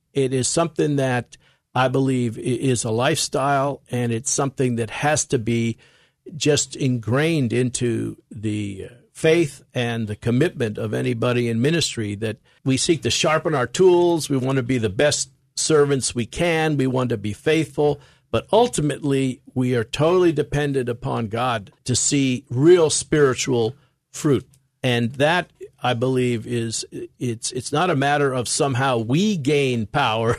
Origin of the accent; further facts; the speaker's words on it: New York City, New York, United States; accent: American; I grew up in New York City